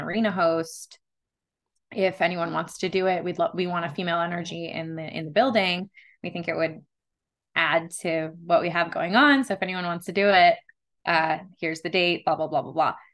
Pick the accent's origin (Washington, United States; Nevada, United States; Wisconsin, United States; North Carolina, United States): Nevada, United States; Las Vegas; I was born and raised here in Las Vegas